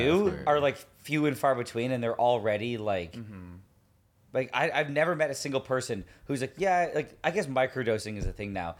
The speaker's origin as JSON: {"language": "English", "town": "Montreal", "region": "Quebec", "country": "Canada", "said": "I'm from Montreal."}